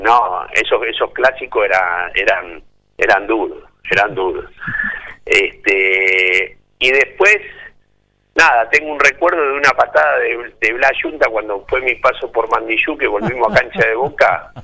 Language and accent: Spanish; Argentina; como argentinos